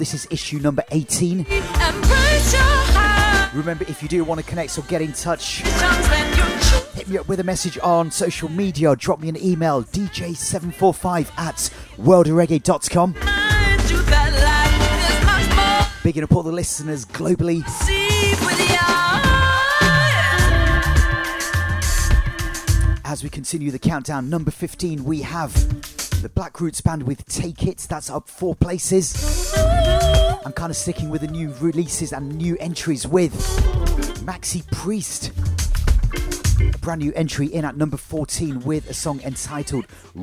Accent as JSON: {"language": "English", "town": "Leicester", "region": "East Midlands", "country": "United Kingdom", "tie": "born or raised there", "said": "Leicester, which is my hometown"}